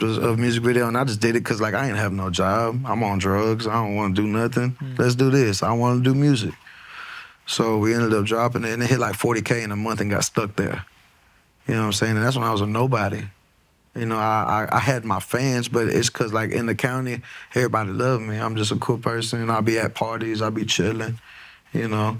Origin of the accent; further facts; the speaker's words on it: Texas, United States; I'm a Texan